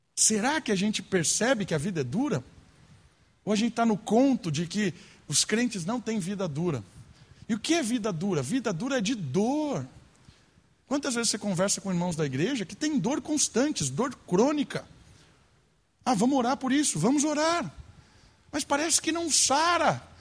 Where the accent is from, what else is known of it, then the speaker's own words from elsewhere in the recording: Brazil; nós brasileiros